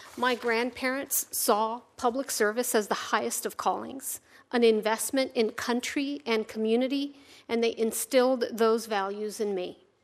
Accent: Virginia, United States; Having grown up in Virginia, I consider it my home state

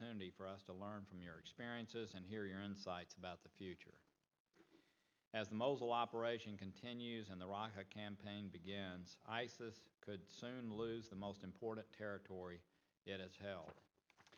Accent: Chattanooga, Tennessee, United States; my hometown of Chattanooga

